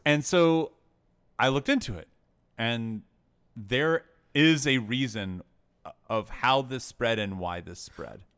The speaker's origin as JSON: {"language": "English", "region": "Tennessee", "country": "United States", "tie": "born or raised there", "said": "I grew up in Tennessee"}